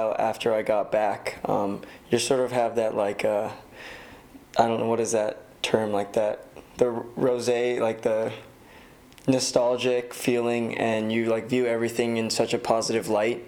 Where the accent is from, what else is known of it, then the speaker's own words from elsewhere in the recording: Torrance, California, United States; I grew up in Torrance and I go to school like at USC